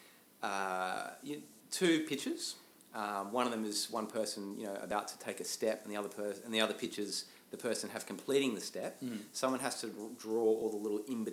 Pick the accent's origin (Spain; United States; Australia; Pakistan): Australia; Sydney, New South Wales; moved away as an adult; now in Newcastle, Australia; I grew up in Sydney as a kid and studied at Macquarie University. And then I moved to Newcastle